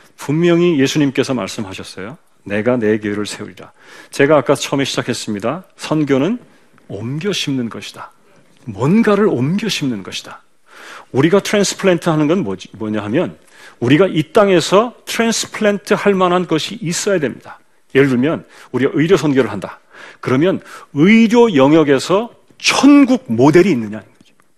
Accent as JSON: {"language": "Korean", "country": "South Korea", "said": "한국 사람이니까"}